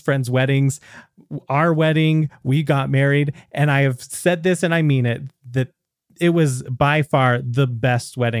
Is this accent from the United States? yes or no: yes; United States; I'm the American on there